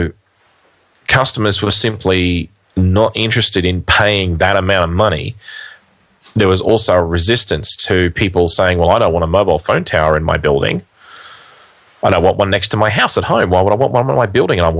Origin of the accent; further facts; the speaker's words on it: Australia; in Australia, we're not a big country in terms of population, although we are a big country in terms of area.